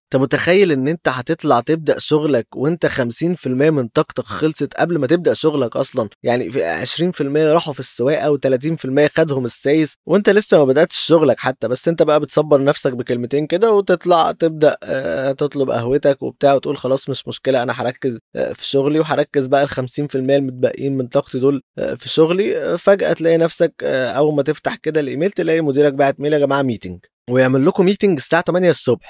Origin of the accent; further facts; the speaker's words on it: Alexandria, Alexandria Governorate, Egypt; إحنا اسكندرانية